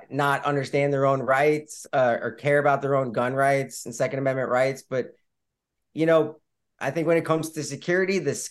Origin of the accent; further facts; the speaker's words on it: Long Island, New York, United States; moved away as an adult; growing up on Long Island was very normal suburban life